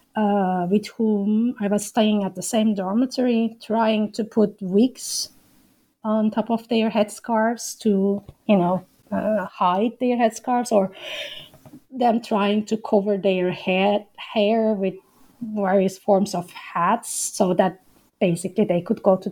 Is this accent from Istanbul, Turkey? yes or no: no; Izmir, Turkey; moved away as an adult; also born or lived in Ankara; As you know, I'm from Turkey. I grew up in Izmir